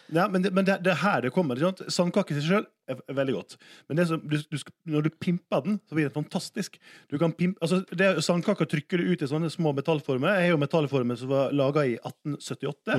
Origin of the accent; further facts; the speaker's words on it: Sunnmøre, Møre og Romsdal, Norway; jeg er jo sunnmøring, og sunnmøringer elsker jo å spare penger